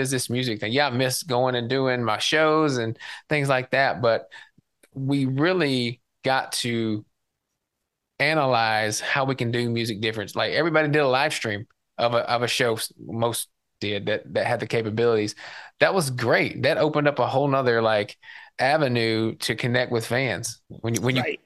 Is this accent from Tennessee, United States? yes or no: yes; Tennessee, United States; growing up in Tennessee and being a country boy